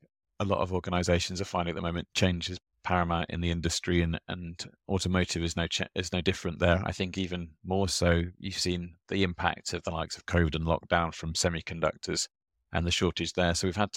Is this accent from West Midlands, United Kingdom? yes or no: yes; Birmingham, West Midlands, United Kingdom; born and raised in Birmingham in the United Kingdom.